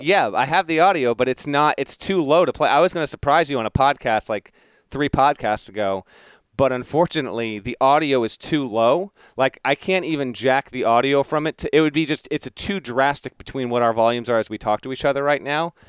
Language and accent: English; Denver, Colorado, United States; I was born in Denver